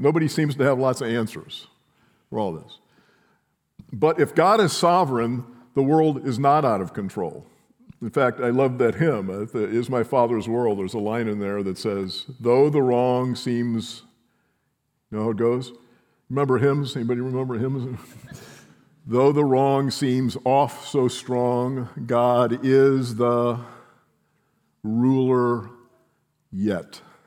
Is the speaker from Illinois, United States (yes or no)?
yes; near Chicago, Illinois, United States; growing up in Chicago, near Chicago